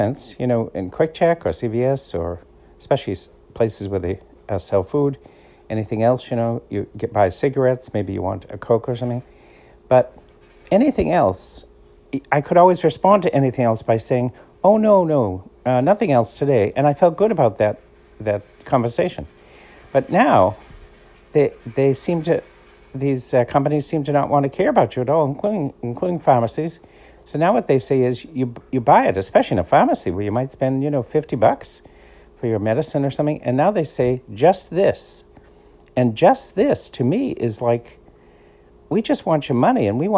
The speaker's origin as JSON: {"language": "English", "town": "Boston", "region": "Massachusetts", "country": "United States", "tie": "born or raised there", "accent": "Boston", "moved": "as an adult", "lives_now": "New Jersey, United States", "said": "I'm Irish, grew up in Boston, half my life in Boston, now the other half in New Jersey. People say, I have what's called a Boston accent"}